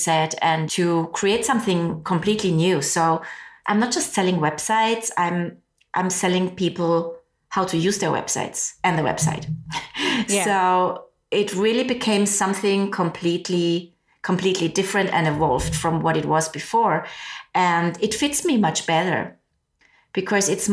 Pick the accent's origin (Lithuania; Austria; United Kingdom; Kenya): Austria; moved away; I'm originally from Austria. I speak German.